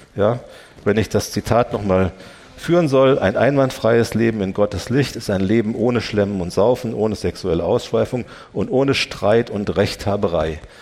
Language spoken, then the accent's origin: German; Germany; wir als Deutsche